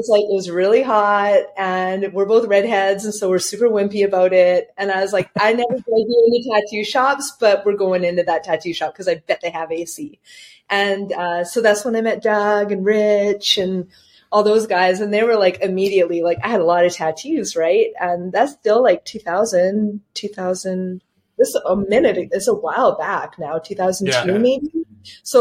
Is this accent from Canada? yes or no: yes; Campbell River, British Columbia, Canada; I went back up to Campbell River. I moved that business to my hometown